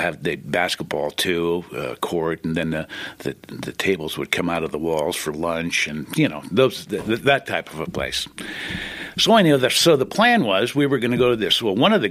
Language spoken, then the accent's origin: English; Pacifica, California, United States; also born or lived in San Francisco; I was born in San Francisco, and at an early age, we moved. I was 5 years old. We moved to a small, the city of Pacifica, which is down on the coast off of Highway 1, about 17 miles south of San Francisco.